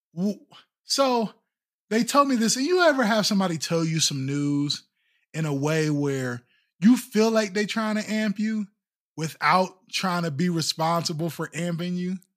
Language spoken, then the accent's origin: English; East Haven, Connecticut, United States; I grew up in East Haven